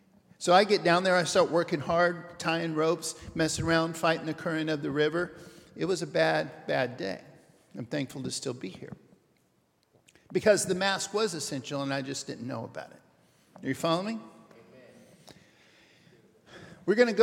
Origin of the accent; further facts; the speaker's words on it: Papua New Guinea; I'm going to start with a short story about me growing up in New Guinea.